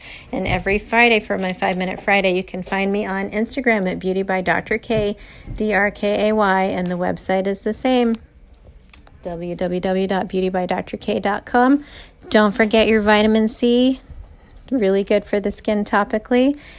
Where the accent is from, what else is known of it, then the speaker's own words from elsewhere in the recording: India; Being an Indian girl, I love, love, love mango.